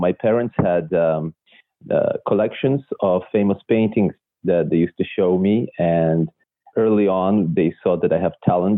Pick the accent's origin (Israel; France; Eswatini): Israel; first language Russian; English is a second language; also born or lived in Belarus; now in Vancouver, Canada; I was born in Belarus, or at that time, Soviet Union. Mm-hmm. And it was, my first language was Russian. And then I moved when I was 8 to Israel with my family. I grew up there